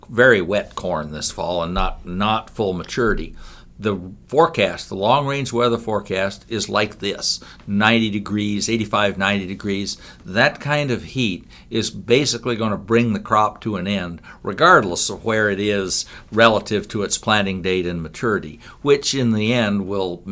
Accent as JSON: {"language": "English", "town": "Rockwell City", "region": "Iowa", "country": "United States", "said": "I come from Rockwell City, and our farm is just northwest of town."}